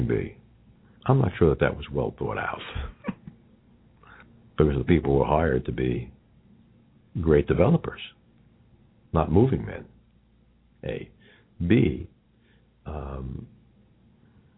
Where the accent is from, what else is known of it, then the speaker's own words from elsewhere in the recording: New York, United States; accent: New York; my New York accent